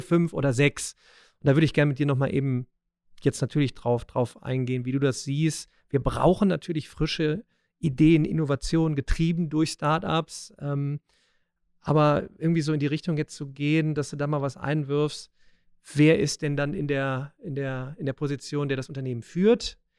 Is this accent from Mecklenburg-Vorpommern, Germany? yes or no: no; Remscheid, North Rhine-Westphalia, Germany; ich komme ja aus Remscheid, ja, der, der Weltstadt